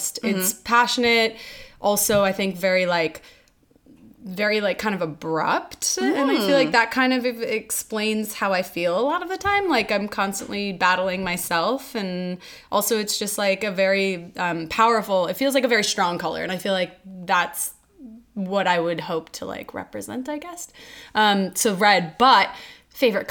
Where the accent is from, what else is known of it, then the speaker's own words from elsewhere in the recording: New York City, New York, United States; growing up in New York City